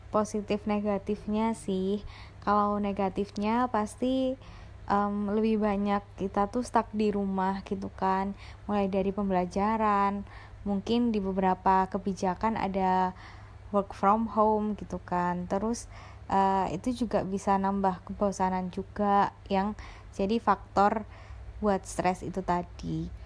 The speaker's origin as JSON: {"language": "Indonesian", "town": "Surabaya", "region": "East Java", "country": "Indonesia", "said": "Aku dari Surabaya."}